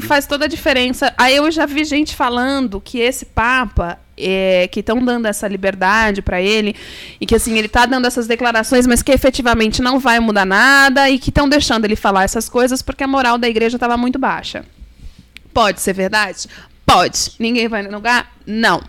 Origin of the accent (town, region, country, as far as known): Brazil